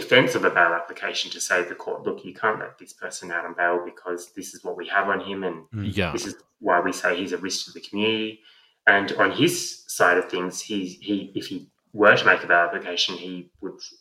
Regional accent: Sydney, New South Wales, Australia; I grew up in Lane Cove.

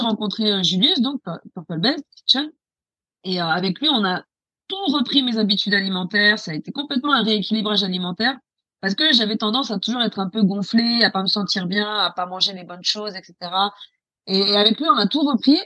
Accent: France; moved away as an adult; also born or lived in Paris; now in England, United Kingdom; moi, je suis française

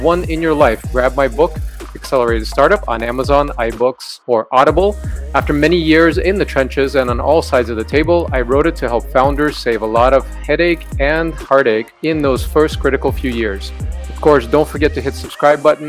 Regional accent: Bay Area, California, United States; also born or lived in Ukraine; I was born in Ukraine and then grew up in Bay Area

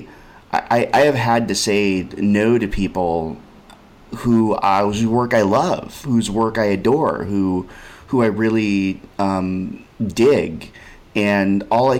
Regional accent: Berkeley, California, United States; now in New York, United States; I grew up in Berkeley and I live in New York.

